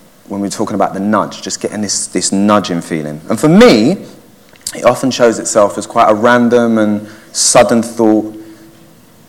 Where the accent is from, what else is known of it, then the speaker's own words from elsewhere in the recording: Waltham Forest, London, United Kingdom; I grew up in Waltham Forest and went to secondary school over there